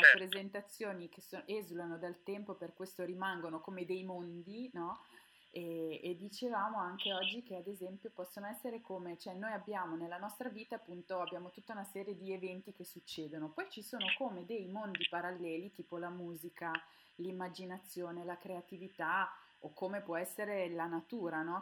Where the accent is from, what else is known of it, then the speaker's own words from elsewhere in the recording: Milan, Lombardy, Italy; io sono milanese